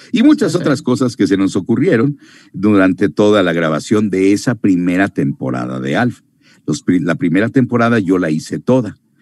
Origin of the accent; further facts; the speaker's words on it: Mexico; moved away as an adult; also born or lived in Miami; otro mexicano, que llegaba yo